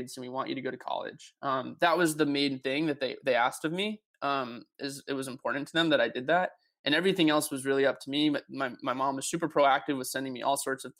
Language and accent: English; Hollis, New Hampshire, United States; I grew up in a small town in New Hampshire. It's called Hollis, New Hampshire